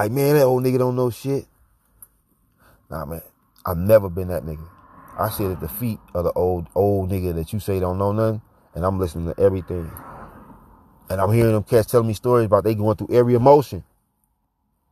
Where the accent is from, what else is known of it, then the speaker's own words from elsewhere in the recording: St. Louis, Missouri, United States; moved away; also born or lived in Atlanta; I came up in St. Louis